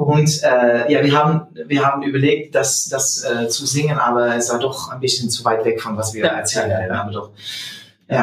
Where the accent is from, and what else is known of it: Netherlands; German is a second language